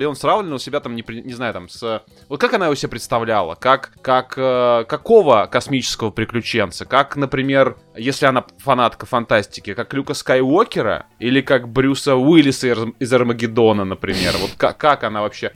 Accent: Tambov, Tambov Oblast, Russia; я как, э, коренной там бовчанин

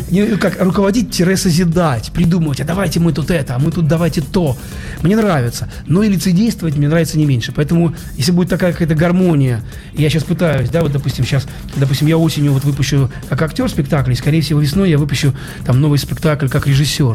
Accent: Ukraine; now in Saint Petersburg, Russia; я родился не в Петербурге, я родился далеко на Украине, уже теперь в другой стране, в маленьком городе

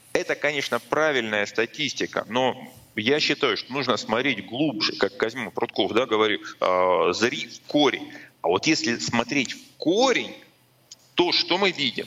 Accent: Rostov-on-Don, Rostov Oblast, Russia; moved away; в моем родном городе

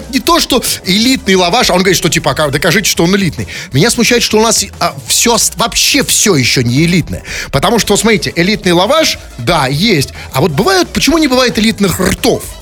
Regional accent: Saint Petersburg, Russia; Мы петербуржцы без ножа.

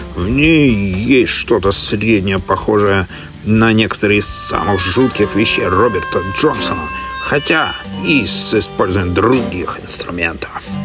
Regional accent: Saint Petersburg, Russia; now in Melbourne, Australia; сам-то я родом из Петербурга

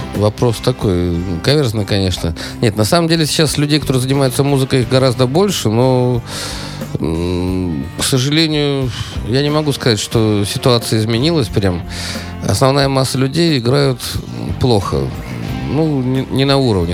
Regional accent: Saint Petersburg, Russia; я петербуржец

